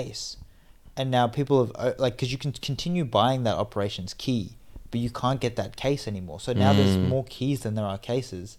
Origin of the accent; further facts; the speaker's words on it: Cairns, Queensland, Australia; born and raised in Cairns